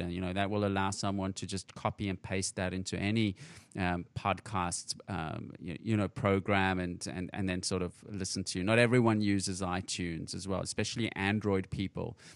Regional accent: South Africa; moved away; I'm originally from South Africa, and I was in South Africa for the World Cup in 2010.

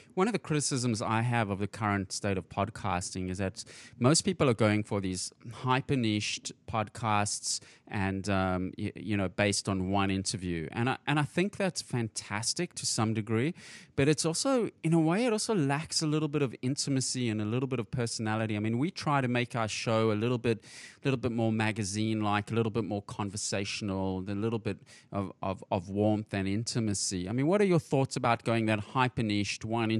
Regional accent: South Africa; moved away; I'm originally from South Africa, and I was in South Africa for the World Cup in 2010.

